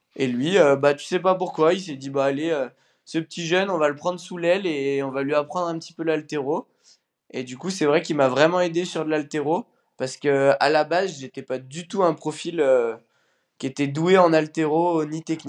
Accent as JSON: {"language": "French", "town": "Bourgoin-Jallieu", "region": "Auvergne-Rhône-Alpes", "country": "France", "said": "Je viens de Bourgoin-Jailleux, à côté de Lyon"}